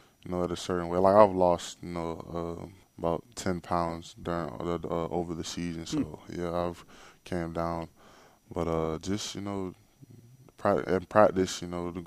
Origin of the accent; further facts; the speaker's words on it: Jacksonville, Florida, United States; I just grew up in Jacksonville